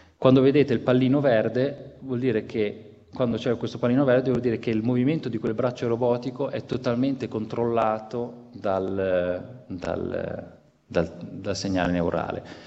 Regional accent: Genoa, Liguria, Italy; io sono genovese

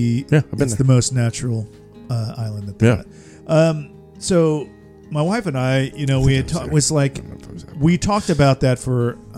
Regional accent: St. Petersburg, Florida, United States; moved away; I grew up in St. Petersburg. 10 minutes from the beach.

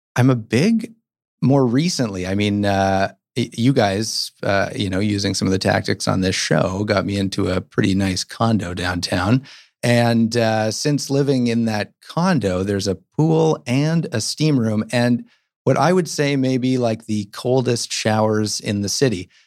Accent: Toronto, Ontario, Canada; now in Vancouver, Canada; I grew up in Toronto

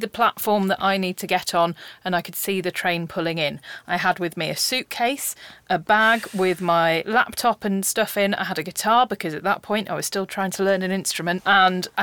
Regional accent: Brackley, East Midlands, United Kingdom; moved away as an adult; also born or lived in Newcastle; I come from Brackley in Northamptonshire

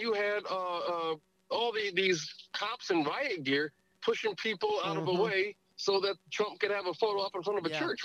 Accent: United States; I love being American.

